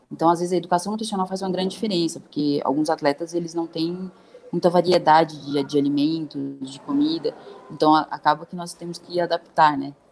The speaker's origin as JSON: {"language": "Portuguese", "town": "Brasília", "region": "Federal District", "country": "Brazil", "moved": "yes", "said": "Eu morava em república quando era atleta, que minha família é de Brasília, né? Eu sou de Brasília"}